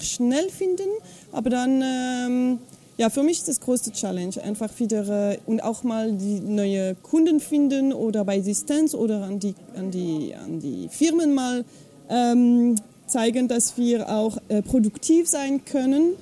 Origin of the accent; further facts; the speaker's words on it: Fribourg, Switzerland; accent: French; first language French; German is a second language; moved away; ich komme aus der Schweiz, aber also Französisch ist meine Muttersprache